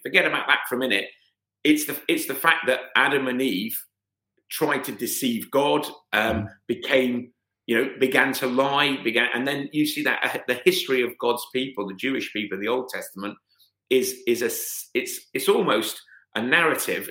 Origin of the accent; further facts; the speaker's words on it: United Kingdom; as a British white British man born in 1970